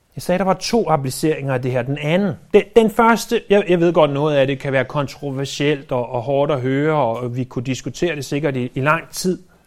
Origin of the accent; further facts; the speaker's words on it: Denmark; vi er født i Danmark